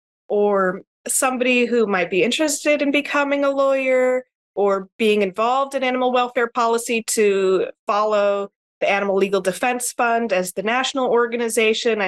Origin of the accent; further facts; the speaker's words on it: Tucson, Arizona, United States; moved away as an adult; now in Hawaii, United States; I was born and raised in Tucson, Arizona.